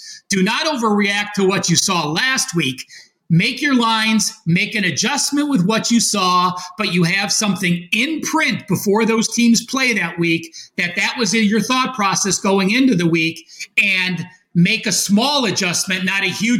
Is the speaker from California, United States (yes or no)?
no; Cleveland, Ohio, United States; moved away; I grew up in Cleveland. I was born and raised in Cleveland, lived there 50 years.